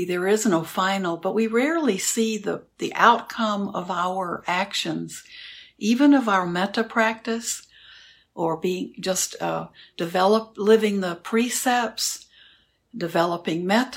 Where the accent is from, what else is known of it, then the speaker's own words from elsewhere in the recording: Houston, Texas, United States; moved away; I grew up in Houston